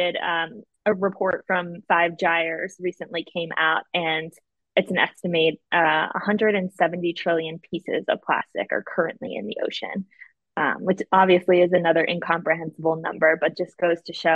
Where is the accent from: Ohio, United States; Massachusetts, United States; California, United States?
Massachusetts, United States; Boston; I'm from Boston and the weather can be pretty bad there